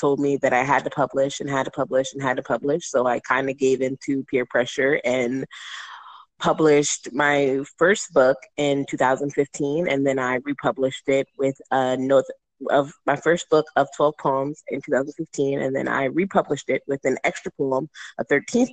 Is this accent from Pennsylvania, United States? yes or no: yes; Harrisburg, Pennsylvania, United States; I am from Harrisburg, Pennsylvania